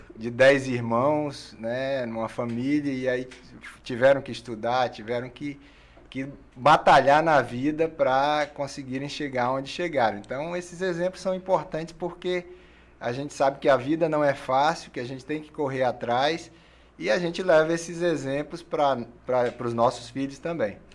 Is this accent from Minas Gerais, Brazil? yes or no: no; Rio Branco, Acre, Brazil; Sou acriano de Rio Branco.